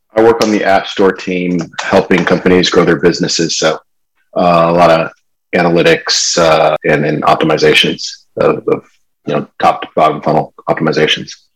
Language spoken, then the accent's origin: English; California, United States; also born or lived in Michigan / Charlotte, North Carolina; I was born in Michigan, grew up in California though.